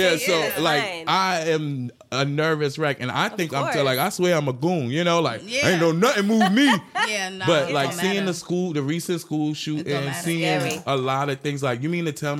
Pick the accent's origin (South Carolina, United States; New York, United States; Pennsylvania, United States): New York, United States; New York City; I was raised in East New York, Brooklyn